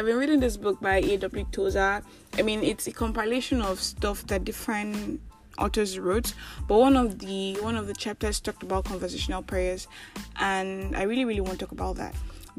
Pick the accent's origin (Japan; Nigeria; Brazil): Nigeria; I am that Nigerian Christian alcoholic